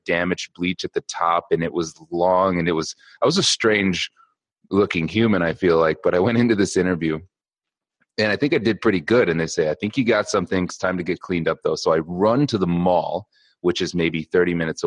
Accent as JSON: {"language": "English", "area": "just outside of Ann Arbor", "region": "Michigan", "country": "United States", "tie": "born or raised there", "said": "I grew up in Michigan, just outside of Ann Arbor."}